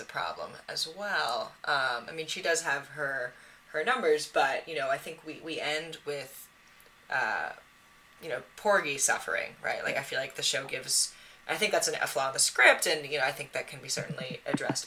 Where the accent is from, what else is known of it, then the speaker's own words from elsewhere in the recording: Massachusetts, United States; I grew up in Massachusetts